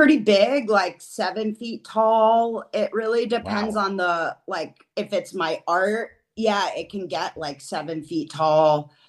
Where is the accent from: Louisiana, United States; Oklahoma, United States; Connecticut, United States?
Connecticut, United States; New Haven; also born or lived in Austin, Texas / upstate New York / Western North Carolina; now in Madison, United States; I'm originally from New Haven, Connecticut, but I have lived in a number of places, including I spent a formative part of my youth in Austin, Texas